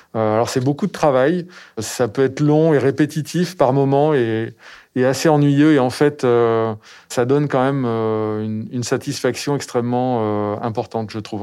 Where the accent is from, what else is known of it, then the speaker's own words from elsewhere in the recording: Périgord, Nouvelle-Aquitaine, France; J'ai grandi dans le Périgord